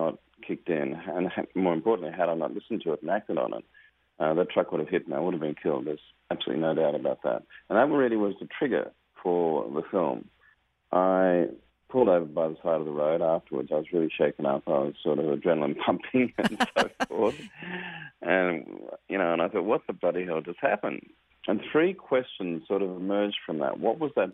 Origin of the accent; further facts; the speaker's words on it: Australia; my home country of Australia